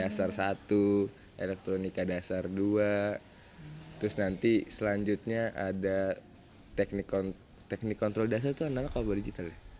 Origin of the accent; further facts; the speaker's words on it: Bekasi, West Java, Indonesia; saya asal dari Bekasi